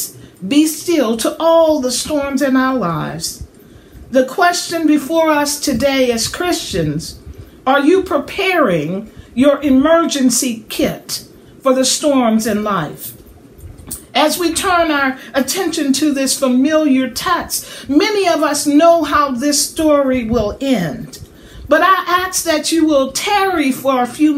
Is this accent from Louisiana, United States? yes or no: yes; southern Louisiana, United States; now in Middle Tennessee, United States; Having grown up in southern Louisiana, I know a little bit about hurricanes